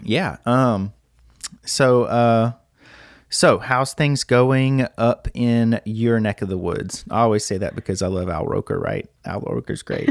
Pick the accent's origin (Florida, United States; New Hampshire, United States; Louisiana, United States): Louisiana, United States; Lake Charles; I'm from Lake Charles, Louisiana